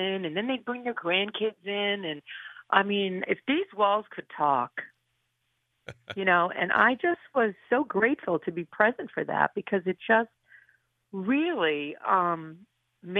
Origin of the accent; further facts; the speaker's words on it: Honesdale, Pennsylvania, United States; moved away as an adult; I want to come back to my hometown